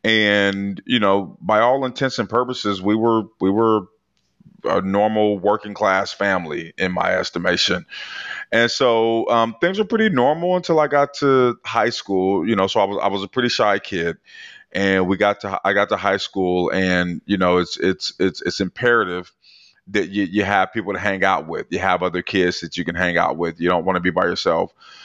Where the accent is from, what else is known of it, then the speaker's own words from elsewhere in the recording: Portland, Oregon, United States; So I grew up in Portland, Oregon in the 80s.